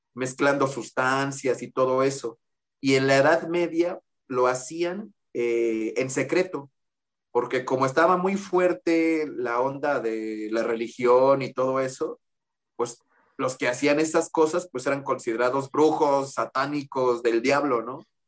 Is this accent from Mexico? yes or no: yes; Mexico; soy aquí de México